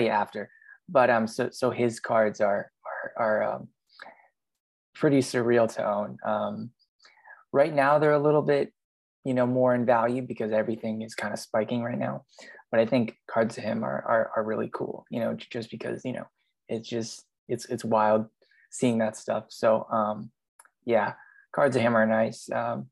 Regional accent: Canada; growing up in Canada

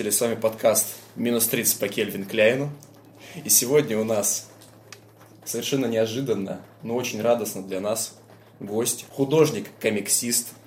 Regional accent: Omsk, Omsk Oblast, Russia; moved away; я, например, из Омска. Из Омска это Сибирь.

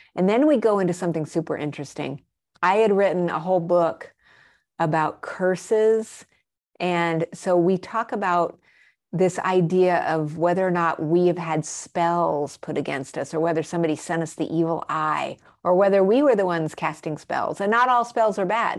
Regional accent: Albuquerque, New Mexico, United States; also born or lived in Arizona / Colorado; I grew up in Albuquerque, New Mexico. And I spent a lot of my formative years also in Arizona and Colorado.

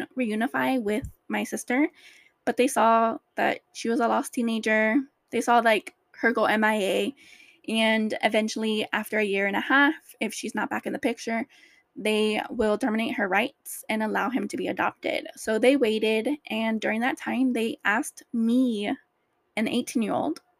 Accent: Orange County, California, United States; also born or lived in LA County; I grew up in Orange County with my foster mom

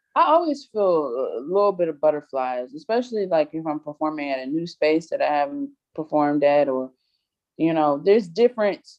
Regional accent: Prince George's County, Maryland, United States; also born or lived in Atlanta, Georgia; raised primarily in PG County, um, originally from Atlanta, Georgia

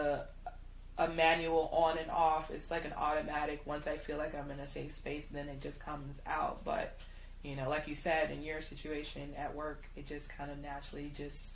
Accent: Chicago, Illinois, United States; I used to work in downtown Chicago. I was in the fashion industry since I was 15

